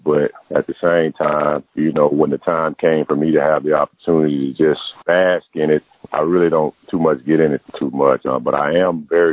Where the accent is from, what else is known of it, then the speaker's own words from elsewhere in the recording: Ruston, Louisiana, United States; now in Arkansas, United States; Ruston, Louisiana, where Louisiana Tech is located